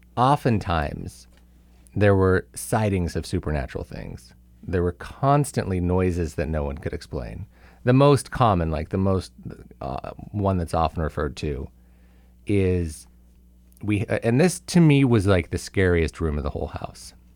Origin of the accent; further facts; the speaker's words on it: Simi Valley, California, United States; moved away; Visiting some people in Simi Valley, my hometown.